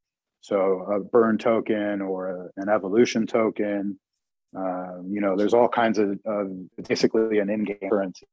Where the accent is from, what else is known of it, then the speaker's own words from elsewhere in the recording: West Coast, United States; so I grew up on the West Coast and kind of grew up and down the West Coast in group homes, foster homes, juvenile halls, jails, institutions, blah, blah, blah.